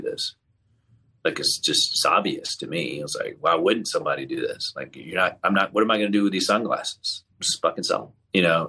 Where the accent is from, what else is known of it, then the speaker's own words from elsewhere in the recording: Tallahassee, Florida, United States; also born or lived in Leicester, England; I was around seven, eight years old when we moved to Tallahassee, Florida